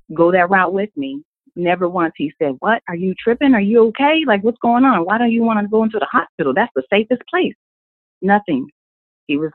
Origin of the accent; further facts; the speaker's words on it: Minneapolis, Minnesota, United States; now in Atlanta, United States; I am originally from Minnesota, Minneapolis